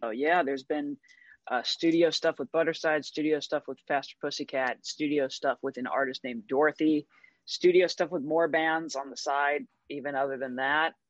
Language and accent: English; St. Louis, Missouri, United States; moved away; I'm from St. Louis, Missouri originally